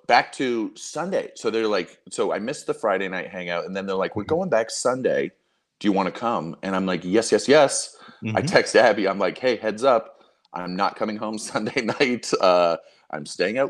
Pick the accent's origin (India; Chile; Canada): Canada; now in Cincinnati, United States; I'm Canadian. Both my parents are from Canada. Whenever I go back to Canada